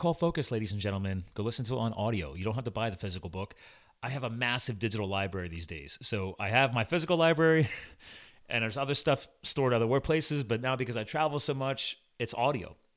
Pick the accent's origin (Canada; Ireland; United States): United States; East Coast; I'm from the East Coast